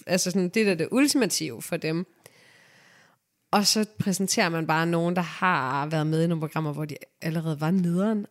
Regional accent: Denmark; Jeg er selv fra Rigskov

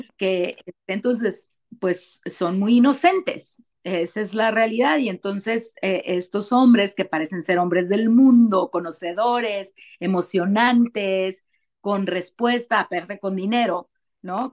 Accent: Tijuana, Baja California, Mexico; yo nací, y crecí en Tijuana

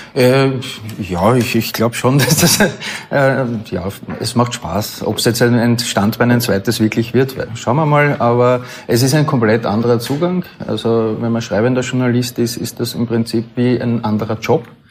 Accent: Austria

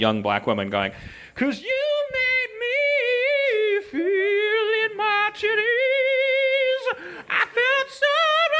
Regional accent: Milwaukee, Wisconsin, United States; moved away; I'm from Milwaukee. I know Polish culture

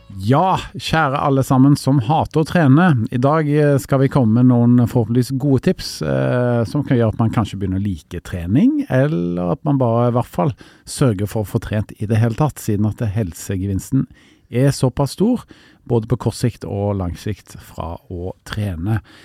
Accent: Karmøy, Rogaland, Norway; moved away; jeg kommer jo opprinnelig fra Karmøyna, altså ikke så langt fra Haugesund

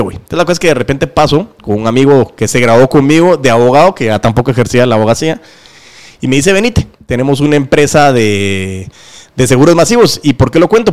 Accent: Guatemala; somos chapines

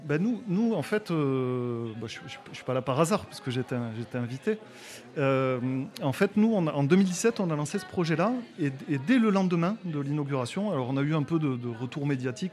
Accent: Toulouse, Occitania, France; je suis originaire de Toulouse, comme mon, accent le, montre et le démontre

